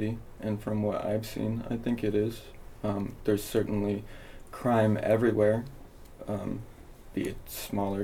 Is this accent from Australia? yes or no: no; Anchorage, Alaska, United States; moved away as an adult; now in Clark County, United States; I came from Anchorage, Alaska. It's where I spent my entire life.